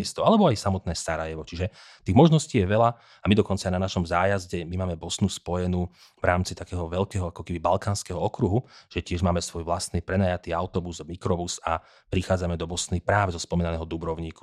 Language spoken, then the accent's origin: Slovak; Slovakia; u nás doma